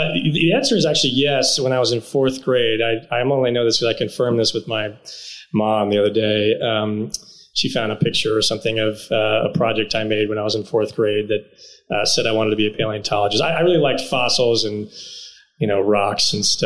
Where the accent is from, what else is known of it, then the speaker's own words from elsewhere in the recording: Dallas, Texas, United States; also born or lived in Houston / New York; I was born in Houston, actually, born and raised Texan, grew up in Dallas. So I moved to Dallas when I was young, went to elementary, middle school, high school there